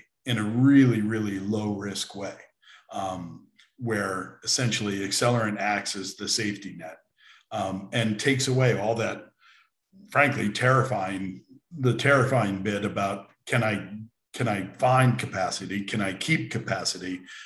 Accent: United States; also born or lived in Bermuda / London / Europe; I grew up in America

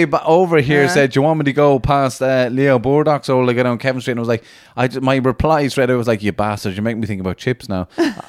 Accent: Latvia; English is a second language; And I'm from Latvia. That's why my accent.

